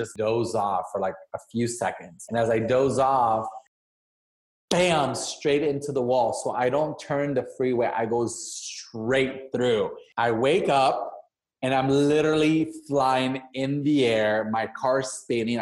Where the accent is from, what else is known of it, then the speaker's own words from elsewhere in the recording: Badiraguato, Sinaloa, Mexico; I was born in Mexico, in Sinaloa, in a small little ranch called El Sitio del Medio, Badiraguato.